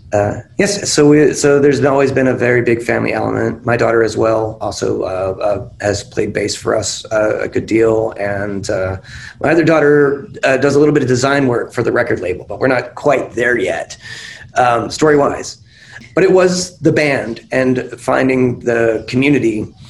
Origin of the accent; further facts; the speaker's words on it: West Virginia, United States; now in Los Angeles, United States; I'm from West Virginia.